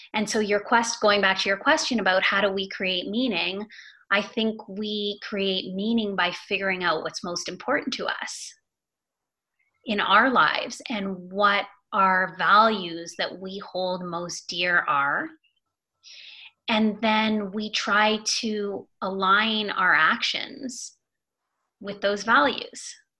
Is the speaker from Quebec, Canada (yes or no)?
no; Toronto, Ontario, Canada; also born or lived in Montreal; I'm from Toronto. Mm-hmm. I'm a Canadian. I was born in Toronto. I was raised in the suburbs of Toronto